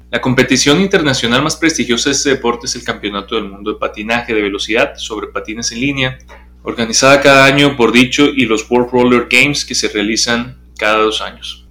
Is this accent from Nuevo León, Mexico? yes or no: no; Sonora, Mexico; moved away; allá en Sonora, pues es otro tipo de, deportes, los que practicamos o vemos desde chiquitos